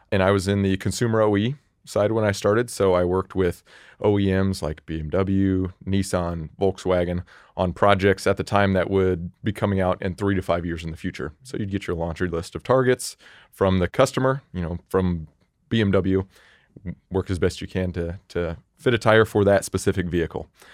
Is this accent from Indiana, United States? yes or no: yes; Indianapolis, Indiana, United States; moved away as an adult; now in Nashville, United States; I was born and raised in Indianapolis